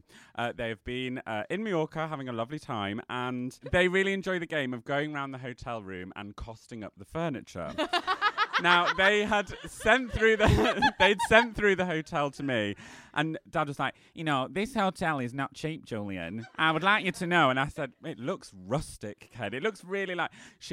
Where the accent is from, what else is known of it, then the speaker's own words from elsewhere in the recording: East Midlands, United Kingdom; now in Kentish Town, United Kingdom; I'm from Kentish Town, originally from Lincolnshire, but we'll ignore that.